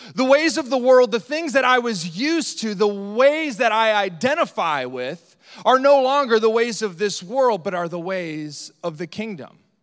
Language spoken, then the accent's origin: English; Northeast Iowa, United States; specifically Northeast Iowa, where we're from